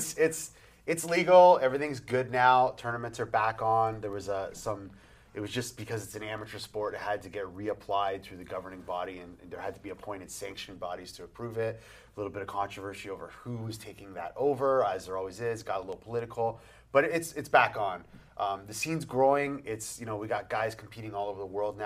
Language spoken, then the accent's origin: English; Canada; I'm Canadian, eh?